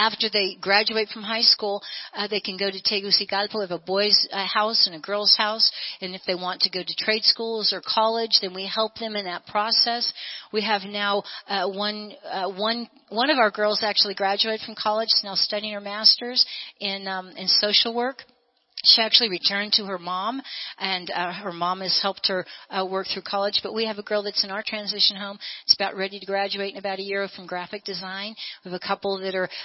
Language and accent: English; United States; I'm born and bred in America.